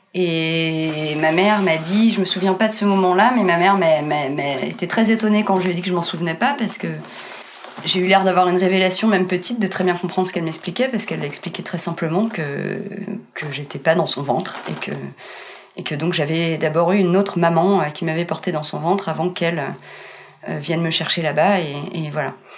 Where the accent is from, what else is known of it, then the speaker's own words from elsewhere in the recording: Meudon, Île-de-France, France; also born or lived in Colombo, Sri Lanka; j'ai grandi euh, à Meudon